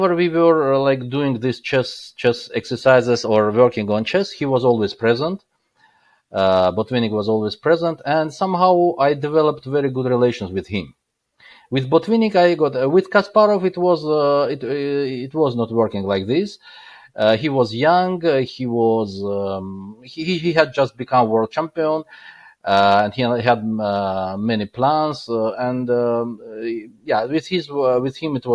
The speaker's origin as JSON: {"language": "English", "town": "Baku", "country": "Azerbaijan", "also_born_or_lived": "Qatar", "second_language": "English", "moved": "yes", "said": "that time I was still living in Baku, because I'm hail from Baku"}